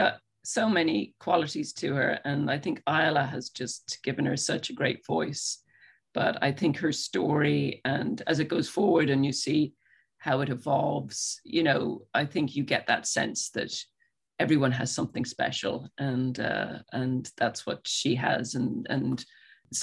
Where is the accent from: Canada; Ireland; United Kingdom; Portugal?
Ireland; I grew up in Ireland